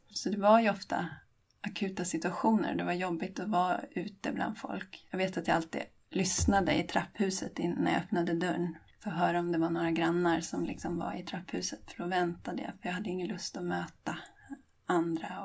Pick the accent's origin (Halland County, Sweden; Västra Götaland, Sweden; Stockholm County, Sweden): Stockholm County, Sweden; Åkersberga; jag är trebarnsmamma från Åkersberga utanför Stockholm